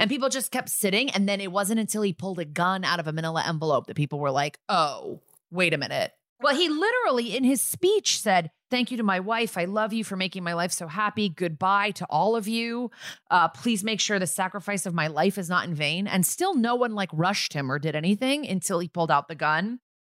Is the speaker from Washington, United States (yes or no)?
no; Connecticut, United States; I'm from Connecticut